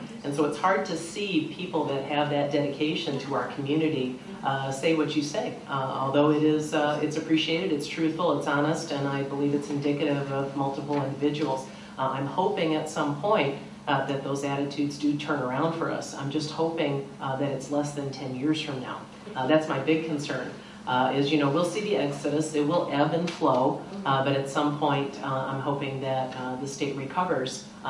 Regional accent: East Moline, Illinois, United States; moved away as an adult; also born or lived in Iowa; I was born, I grew up in East Moline all my life.

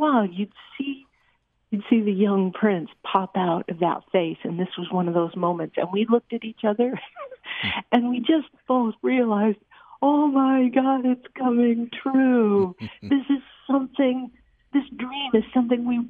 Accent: Southern California, United States; I'm from Southern California

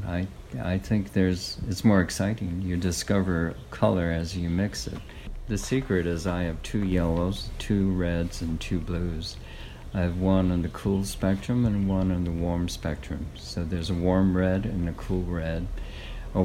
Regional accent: Kona, Hawaii, United States; I grew up as a third generation coffee farmer. Kona was so small

